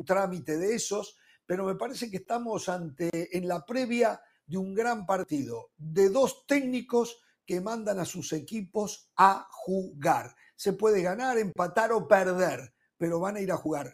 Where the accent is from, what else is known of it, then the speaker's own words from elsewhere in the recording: Uruguay; como uruguayo